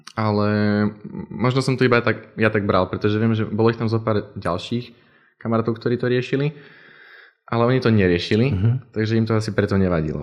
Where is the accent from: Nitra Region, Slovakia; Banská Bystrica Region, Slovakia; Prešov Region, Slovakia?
Prešov Region, Slovakia; Poprad; moved away as an adult; now in Randers, Denmark; som z Popradu a tam to nejaké rušné nie